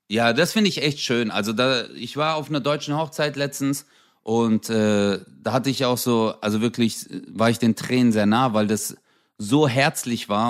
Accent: Turkey; Also ich zum Beispiel als Türke, wenn ich das sehe, ich denke mir so, ey, die tanzen wieder.

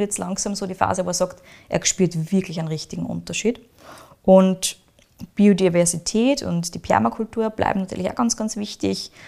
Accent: Austria; bei uns in Österreich

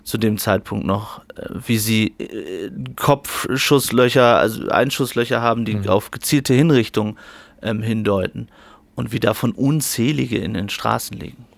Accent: Germany; ich komme aus Deutschland

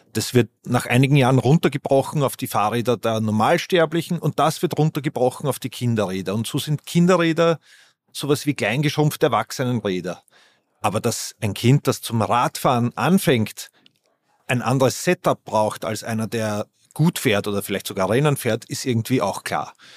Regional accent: Vienna, Austria; Ich bin Wiener

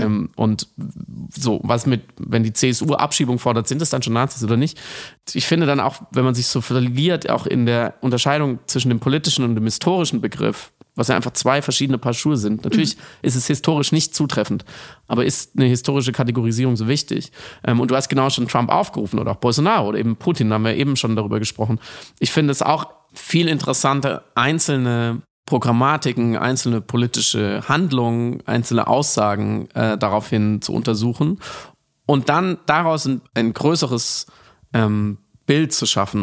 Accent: Germany; ich als Deutscher

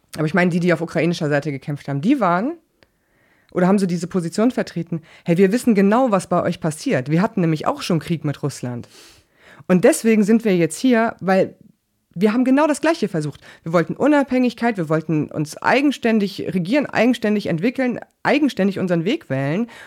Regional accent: West Germany, Germany; ich komme aus Westdeutschland

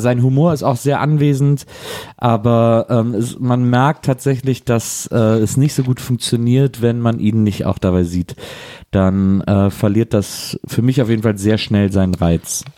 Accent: Wesseling, North Rhine-Westphalia, Germany; ich war heute in Wesseling. Ich war heute in der Stadt, in der ich groß ja, geworden bin

